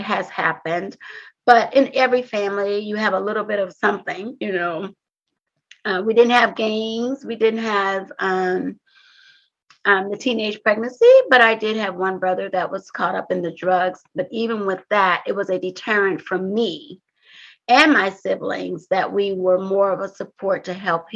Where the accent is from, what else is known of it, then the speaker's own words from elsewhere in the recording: Compton, California, United States; growing up in Compton was a little different from me and some of my peers